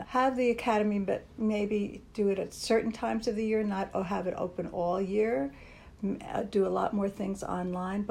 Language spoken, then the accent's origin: English; Linden, New Jersey, United States; moved away as an adult; now in New York, United States; I grew up just 15 miles from here. In a place called Linden, New Jersey